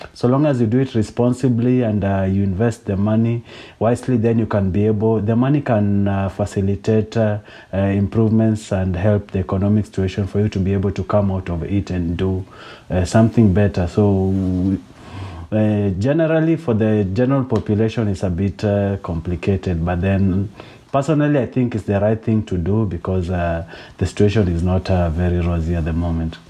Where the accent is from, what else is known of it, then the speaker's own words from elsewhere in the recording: Kenya; I'm Kenyan